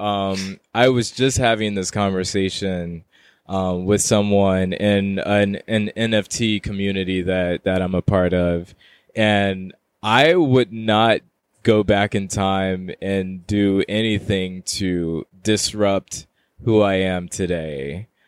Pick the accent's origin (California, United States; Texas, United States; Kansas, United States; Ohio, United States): Texas, United States; Houston; moved away as an adult; also born or lived in Queens, New York; now in New York, United States; I'm currently living in New York, in Queens, New York, um, but I'm originally from Houston, Texas